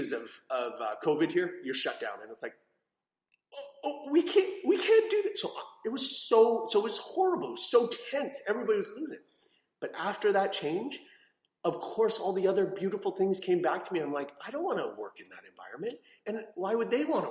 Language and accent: English; Canada; I'm from Canada